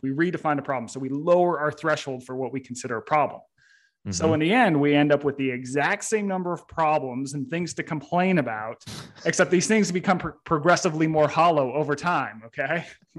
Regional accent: Utah, United States; I grew up in Utah.

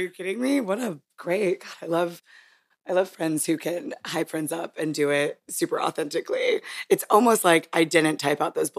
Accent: Hawaii, United States; born there; I do like to brag that I was born in Hawaii because most people find that to be interesting.

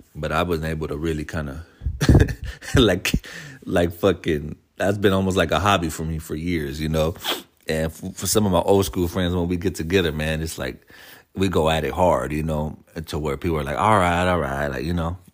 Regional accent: San Francisco, California, United States; me being born and raised in San Francisco

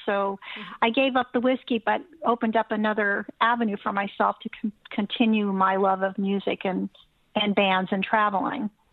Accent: Los Angeles, California, United States; also born or lived in Culver City, California; So I was born in Culver City, uh, but raised in Venice Beach.

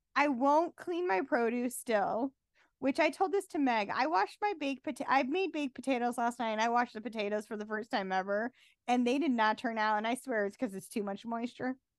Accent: Utah, United States; someone who was born and bred in Utah. Born and raised, left a little bit, but mostly been here

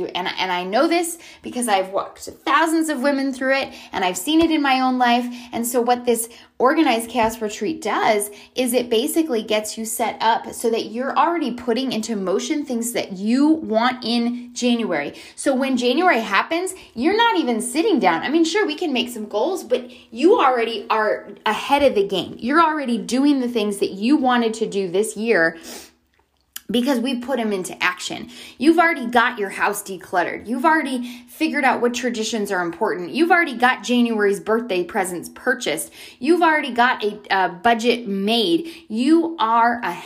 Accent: Canada; also born or lived in San Diego; now in Charlotte, United States; I grew up in Canada

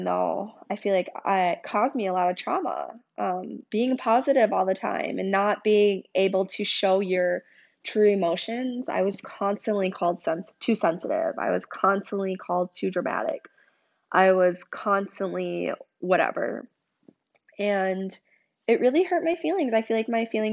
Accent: St. Paul, Minnesota, United States; now in Minneapolis, United States; I grew up in St. Paul, Minnesota

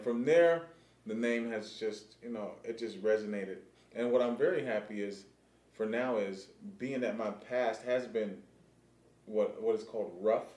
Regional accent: California, United States; growing up in cali

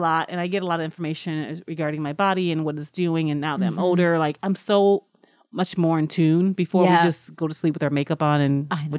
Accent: Toledo, Ohio, United States; moved away as an adult; also born or lived in New York; Let me give a shout out to my Toledo, Ohio. I'm originally from Toledo, Ohio.

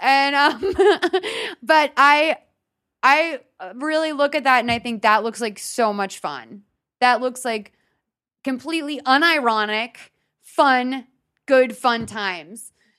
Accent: New England, United States; I don't know anything about the New England Patriots, even though I'm from New England.

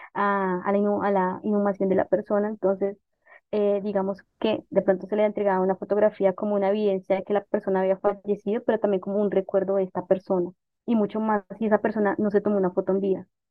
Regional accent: Bogotá, Colombia; yo nací en Bogotá, siempre viví en Bogotá

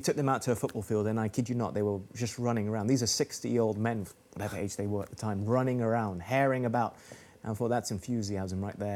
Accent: Malaysia; moved away; also born or lived in Oxford, England; I'm Malaysian, but I got sent to school in Oxford.

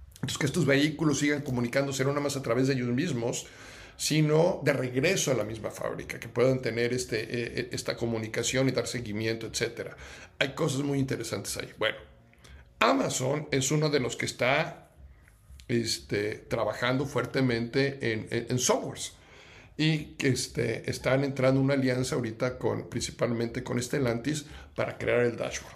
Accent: Mexico; los que somos mexicanos

